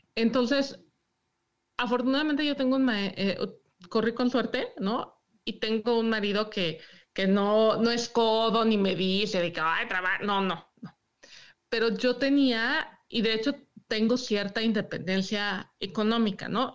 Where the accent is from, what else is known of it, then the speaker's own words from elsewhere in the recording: Mexico City, Mexico; moved away as an adult; now in Michigan, United States; Yo soy de la Ciudad de México